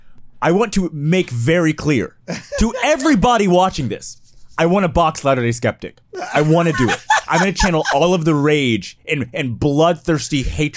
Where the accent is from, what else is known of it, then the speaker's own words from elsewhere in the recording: Houston, Texas, United States; moved away; also born or lived in San Francisco; I'm from Houston, Texas.